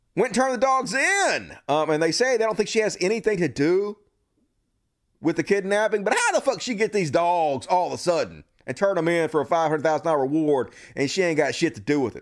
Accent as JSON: {"language": "English", "region": "Mississippi", "country": "United States", "tie": "born or raised there", "said": "my home state, Mississippi"}